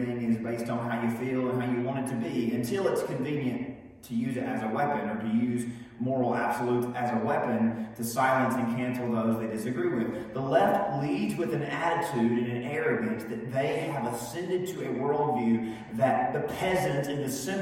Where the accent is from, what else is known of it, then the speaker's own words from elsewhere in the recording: United States; we are, of course, proud of our country and bold as Americans